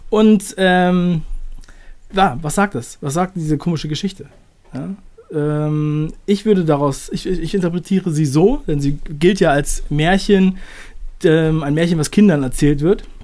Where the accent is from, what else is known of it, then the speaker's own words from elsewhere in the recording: Buxtehude, Lower Saxony, Germany; ich bin aufgewachsen in der Nähe von Hamburg in einem kleinen Ort, der heißt Buxtehude.